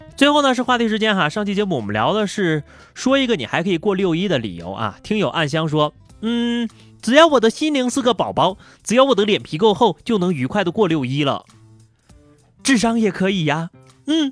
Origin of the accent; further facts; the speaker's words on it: China; 作为一个中国人